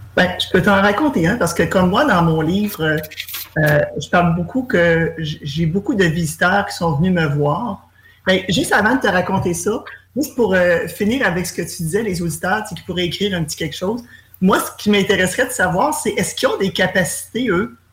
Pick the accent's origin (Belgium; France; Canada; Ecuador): Canada; Granby, Quebec; moi, je suis de Grimby